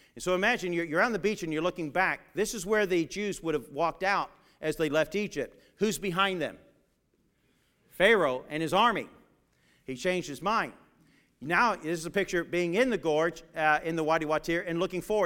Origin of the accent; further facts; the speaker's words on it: England, United Kingdom; Growing up in England, in my uh, one of my teachers there